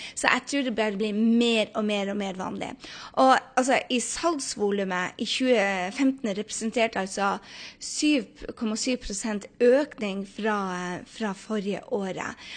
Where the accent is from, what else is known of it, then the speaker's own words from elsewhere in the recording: Norway; moved away as an adult; now in New York City, United States; hjemme i Norge